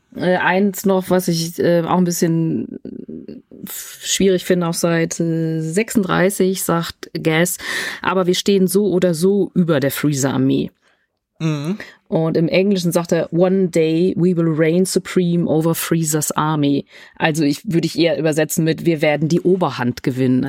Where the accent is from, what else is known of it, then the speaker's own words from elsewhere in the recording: Germany; ich bin in, in, Deutschland aufgewachsen, aber ich bin, ich äh, bin Engländerin.